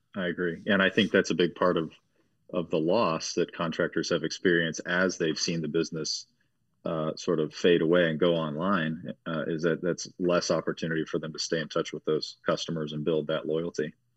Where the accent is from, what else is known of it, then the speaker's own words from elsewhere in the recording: Cincinnati, Dayton, Ohio area, United States; grew up in the Cincinnati, Dayton, Ohio area, born and raised